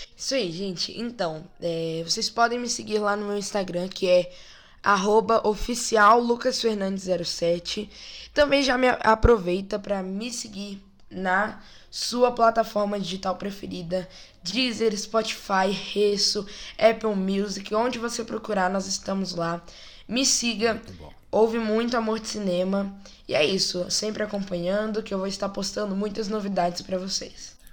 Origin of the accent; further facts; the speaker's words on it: Brasília, Federal District, Brazil; Eu sou dessa igreja desde que eu nasci, Igreja de Deus, aqui em Brasília